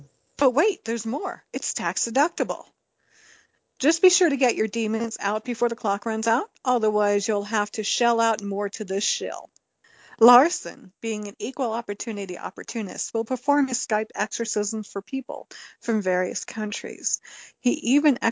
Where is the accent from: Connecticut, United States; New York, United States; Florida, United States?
New York, United States; accent: New York; my New York accent that I slip into at certain words